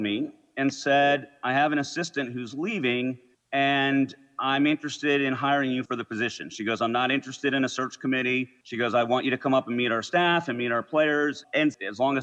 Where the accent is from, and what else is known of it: Potomac, Maryland, United States; born or raised there; also born or lived in Westchester County, New York